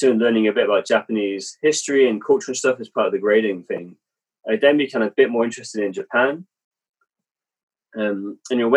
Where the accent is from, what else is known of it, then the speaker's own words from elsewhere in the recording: England, United Kingdom; also born or lived in Germany; my father was in the army, so actually I was born in Germany. Uh, moved to England when I was like two or three years old. And kind of bounced around the country a bit, kind of growing up